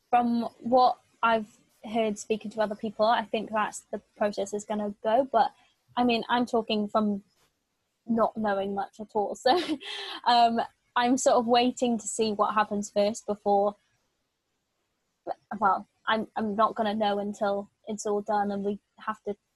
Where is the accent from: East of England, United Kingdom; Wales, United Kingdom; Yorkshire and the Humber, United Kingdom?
Wales, United Kingdom; it's not just people in Wales because I'm Welsh.